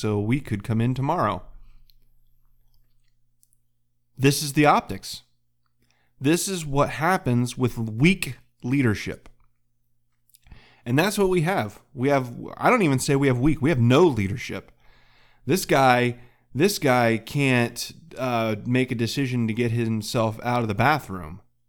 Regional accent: Muncie, Pennsylvania, United States; I'm some schmuck from Muncie, Pennsylvania.

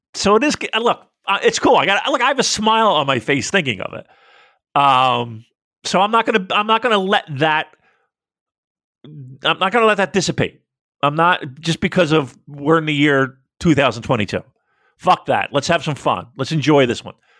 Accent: United States; as an American

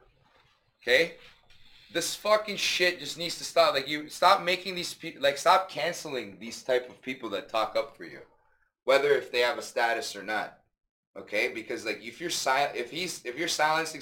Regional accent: Canada; even as a Canadian citizen

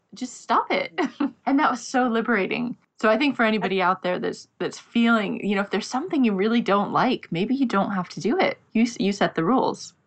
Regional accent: United States; now in London, United Kingdom; I'm in London, but I'm American

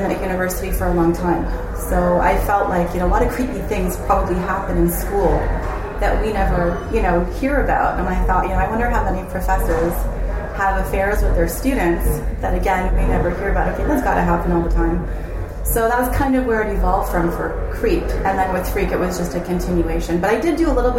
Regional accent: Canada; moved away as an adult; now in Seattle, United States; I'm from Canada

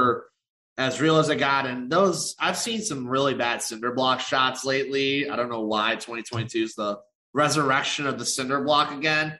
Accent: Chicago, Illinois, United States; My Chicago peeps, my hometown peeps

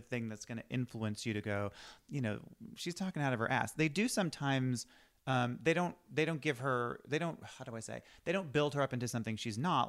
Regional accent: Boston, Massachusetts, United States; now in Los Angeles, United States; I'm from Boston

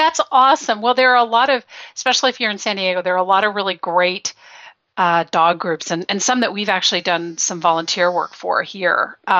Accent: Belgium; Well, I grew up in Belgium. I was there for 10 years.

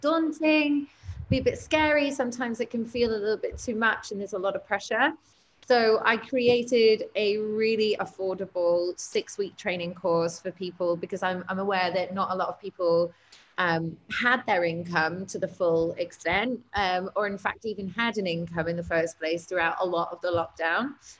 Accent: Cyprus; I am from Cyprus

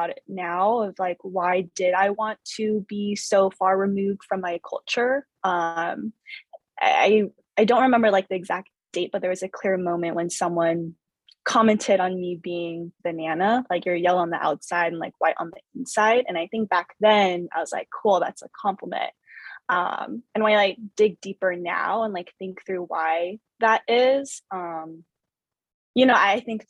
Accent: Southern California, United States; first language Vietnamese; English is a second language; I was born in the States. Both my parents came from Vietnam. I grew up in a suburb outside the 626 area

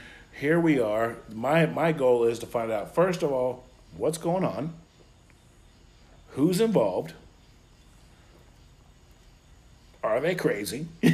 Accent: United States; as an American and as growing up with, you know, a father who was in the United Auto Workers.

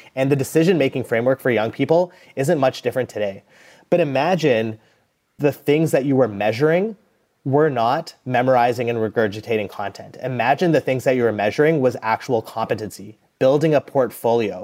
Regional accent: Calgary, Alberta, Canada; I grew up in Calgary, which is an oil and gas town

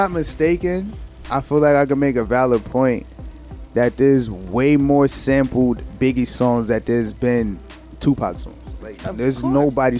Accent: New York, United States; I'm from New York

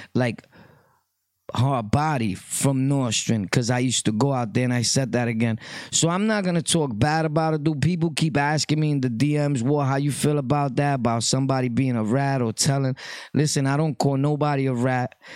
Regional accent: New York City, New York, United States; I was from Brooklyn, always born and raised. My birth certificates say place of birth, Brooklyn

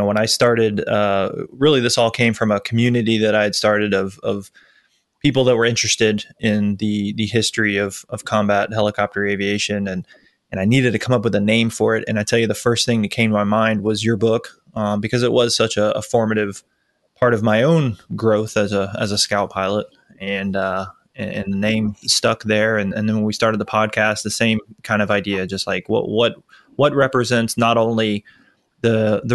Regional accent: Tampa, Florida, United States; moved away; I'm from Tampa. Yep, Tampa, Florida

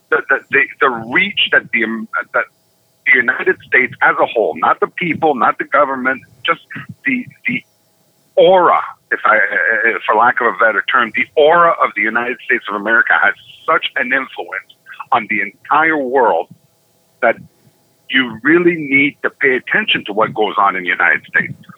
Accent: Canada

